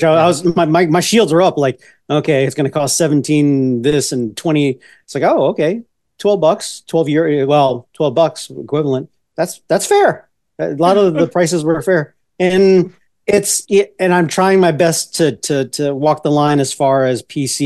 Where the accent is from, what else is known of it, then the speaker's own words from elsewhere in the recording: United States; being regular American dude